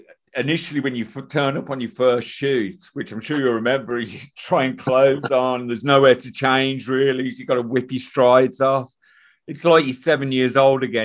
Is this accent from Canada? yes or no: no; Midlands, United Kingdom; I'm from the Midlands